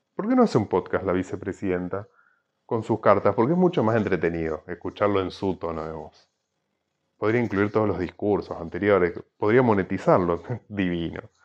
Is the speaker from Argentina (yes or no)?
yes; Argentina; somos los argentinos